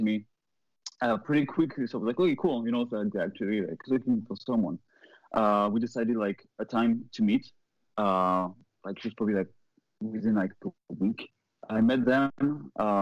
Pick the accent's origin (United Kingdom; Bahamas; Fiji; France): France; moved away as an adult; also born or lived in Boston; now in Los Angeles, United States; I'm not from here. I'm not from LA. I'm not from the US. I'm from Europe. I'm from France.